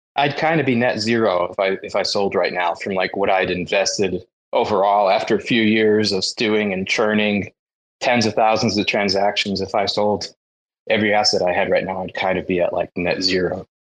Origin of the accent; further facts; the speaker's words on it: United States; as an American